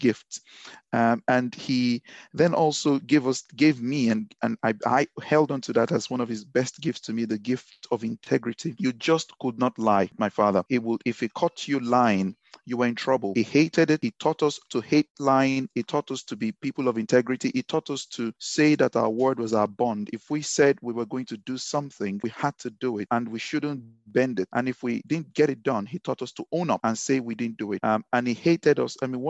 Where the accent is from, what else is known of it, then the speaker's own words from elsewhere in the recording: Ibadan, Oyo, Nigeria; accent: Ibadan; moved away as an adult; also born or lived in Lagos, Nigeria / England; now in United Kingdom; I was born in Ibadan, born and raised in Ibadan. Spent the first 18 years of my life in Ibadan.